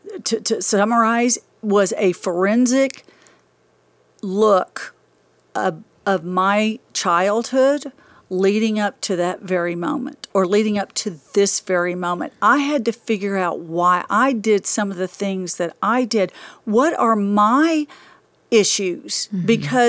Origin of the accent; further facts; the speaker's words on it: Dallas, Texas, United States; also born or lived in Amarillo, Texas; I was raised in Dallas. I was raised here